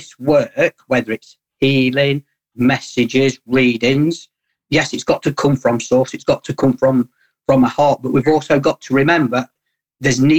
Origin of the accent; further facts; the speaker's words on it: Burton-on-Trent, West Midlands, United Kingdom; I am from Burton-on-Trent.